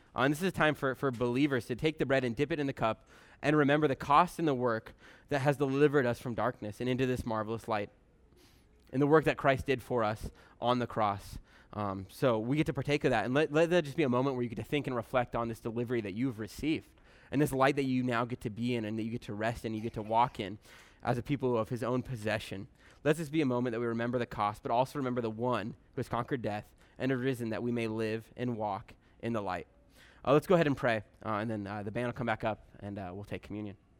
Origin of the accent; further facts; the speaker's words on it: Bremerton, Washington, United States; I'm from Bremerton originally